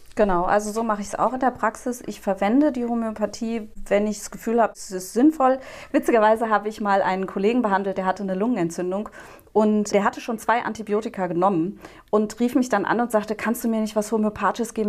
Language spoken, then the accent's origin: German; Frankfurt, Hesse, Germany; moved away as an adult; also born or lived in Berlin / Neu-Isenburg / Dreieich; now in Nierstein, Germany; ich bin im Frankfurter Westend aufgewachsen und das ist einfach ganz zentral.